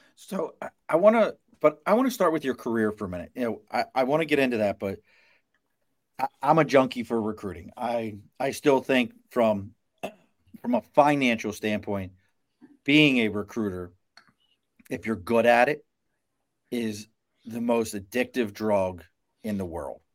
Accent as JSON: {"language": "English", "town": "Baltimore", "region": "Maryland", "country": "United States", "also_born_or_lived": "New York", "moved": "yes", "said": "I'm from Baltimore originally"}